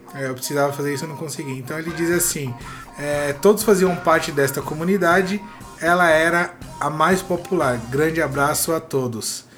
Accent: São Paulo, Brazil; Quando era, quando era moleque, lá em Guaranazes

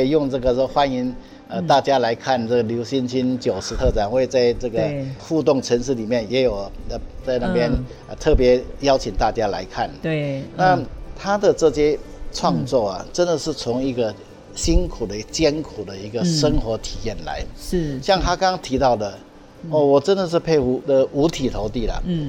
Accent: Hsinchu County, Taiwan; 我因为我们从小就在乡下长大嘛，所以它里面的所有的这些哈，对，呃，这个客家的生活习惯啊、风俗啊、信仰哈

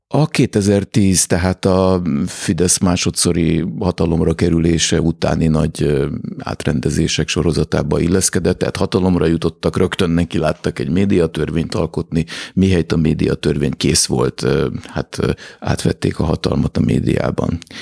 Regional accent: Budapest, Hungary; egészen közel ahhoz a házhoz, ahol, ahova, amiben beleszülettem és ahol felnőttem

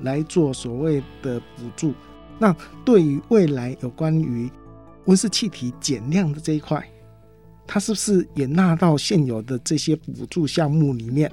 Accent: Taiwan; 台湾是一个小岛，我们是来自于国际贸易

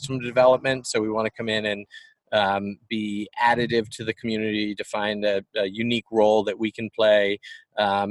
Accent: Richmond, Virginia, United States; moved away; I grew up in Richmond.

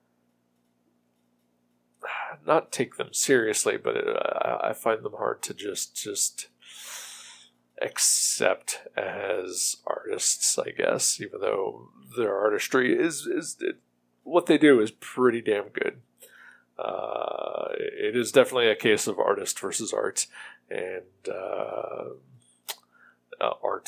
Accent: Ohio, United States; my home state of Ohio

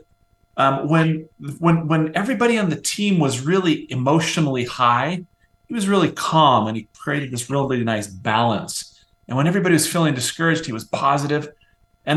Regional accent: Nebraska, United States; now in Utah, United States; I grew up on the Great Plains of the United States in the state of Nebraska

